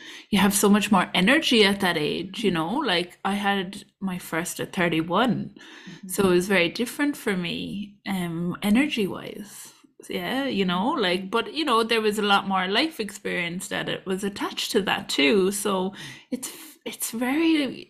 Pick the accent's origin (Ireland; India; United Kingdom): Ireland; I'm a postpartum doula, a mother, and I'm Irish.